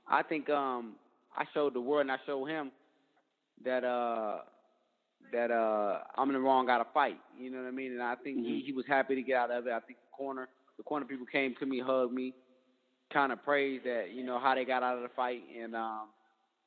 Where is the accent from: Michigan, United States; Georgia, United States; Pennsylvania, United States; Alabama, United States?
Michigan, United States; Detroit; I'm from Detroit